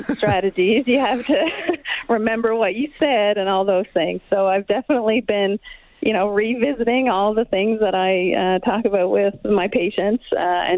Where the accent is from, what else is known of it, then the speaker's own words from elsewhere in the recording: East Coast, Canada; now in West Kelowna, Canada; I'm from the East Coast